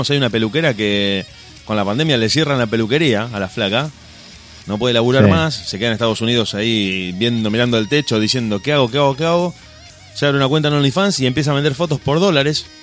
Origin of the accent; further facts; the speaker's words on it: Uruguay; como si nosotros los uruguayos decimos, no, yo soy argentino, ah, yo soy uruguayo, somos los mismos, iguales.